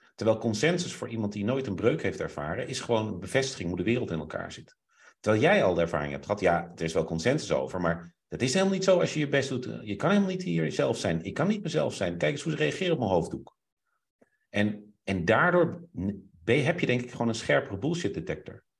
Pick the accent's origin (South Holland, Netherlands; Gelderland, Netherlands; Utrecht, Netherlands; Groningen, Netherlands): Groningen, Netherlands; ik ging in Groningen wonen en toen ben ik twee jaar gepest